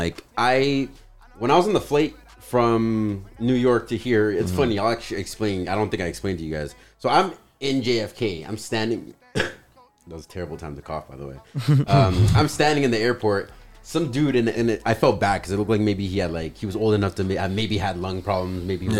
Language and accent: English; Canada; I'm Canadian